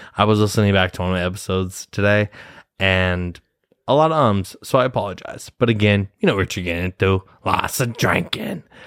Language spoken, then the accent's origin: English; Nebraska, United States; moved away as an adult; now in New York City, United States; I'm from Nebraska. I'm from Nebraska. Midwest